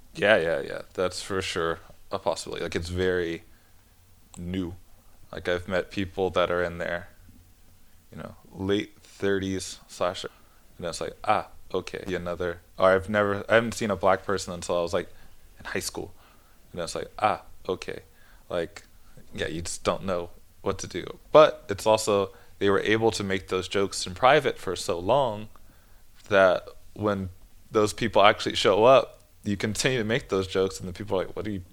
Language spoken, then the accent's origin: English; San Jose, California, United States; moved away as an adult; now in Denmark; I'm from Northern California, so it's a very diverse area, the Bay Area